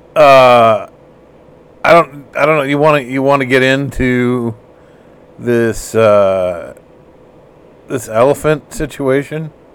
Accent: United States; I'm American.

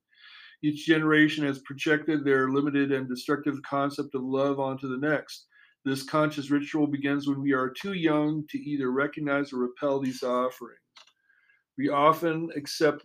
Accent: Anchorage, Alaska, United States; I grew up in Anchorage, Alaska

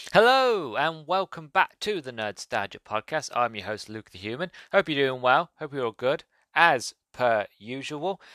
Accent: England, United Kingdom; being English and born in the late nineties.

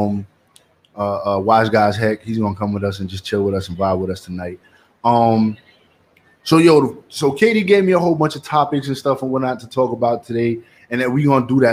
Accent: New York City, New York, United States; also born or lived in Long Island / Brooklyn; I'm from Queens

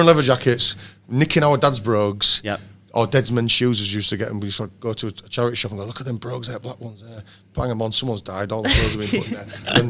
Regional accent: Hull, Yorkshire and the Humber, United Kingdom; And we went, Hull.

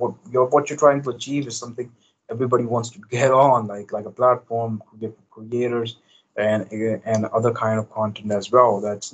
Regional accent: Pakistan; English is a second language; But however, we operated, like I operated from my home country, Pakistan.

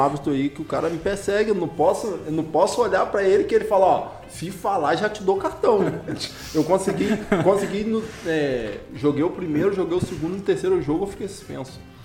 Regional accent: Armação dos Búzios, Rio de Janeiro, Brazil; also born or lived in Campos dos Goytacazes; Eu sou natural de Campos, mas a minha vida, assim, mais em Búzios do que em Campos

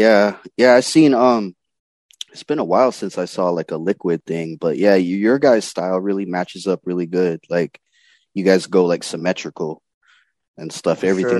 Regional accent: Las Vegas, Nevada, United States; I'm from Vegas

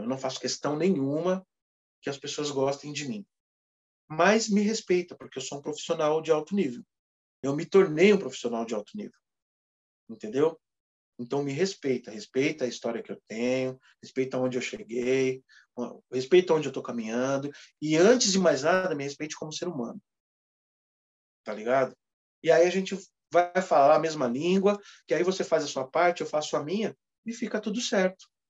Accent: São Paulo, Brazil; sou nascido e criado no Cangaíba

